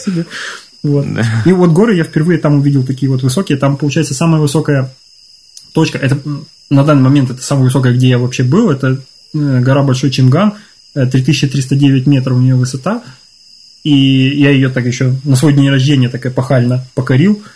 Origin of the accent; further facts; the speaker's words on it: Ukraine; moved away; я вырос в Украине